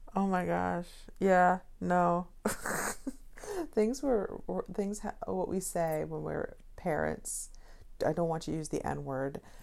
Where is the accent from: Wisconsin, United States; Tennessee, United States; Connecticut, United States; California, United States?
Connecticut, United States; I'm from Connecticut, but, you know, people from Connecticut don't have accents whatsoever.